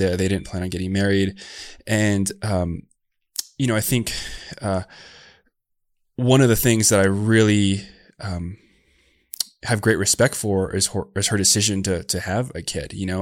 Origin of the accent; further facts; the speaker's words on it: Tucson, Arizona, United States; I was born down in Tucson, Arizona, and I grew up to a single mom